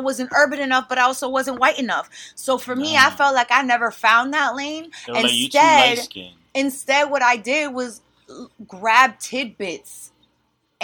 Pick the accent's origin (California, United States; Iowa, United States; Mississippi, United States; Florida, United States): Florida, United States; moved away as an adult; also born or lived in Costa Rica / El Salvador; now in New York, United States; I'm a girl from Florida